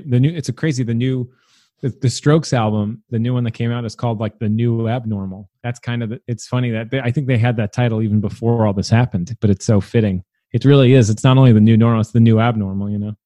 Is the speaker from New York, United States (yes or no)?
yes; New York City, New York, United States; moved away as an adult; also born or lived in Williamsburg, Brooklyn; now in Brooklyn, United States; I'm from Staten Island. My parents live there still